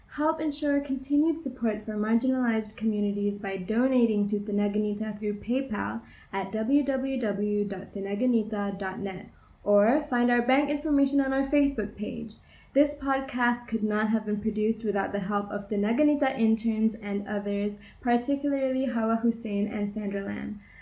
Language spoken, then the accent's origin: English; Malaysia; we as a Malaysian society